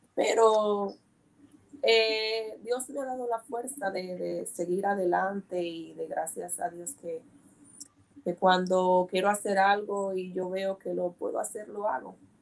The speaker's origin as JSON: {"language": "Spanish", "country": "Dominican Republic", "tie": "born or raised there", "also_born_or_lived": "Bronx, New York", "moved": "as an adult", "lives_now": "New Jersey, United States", "said": "soy dominicana, eh, con mucho orgullo"}